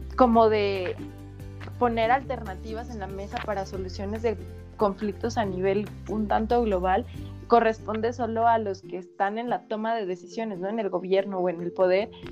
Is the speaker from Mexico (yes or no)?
yes; Metepec, State of Mexico, Mexico; Yo soy del centro de la República, de un lugar que se llama Metepec, que está en el Estado de México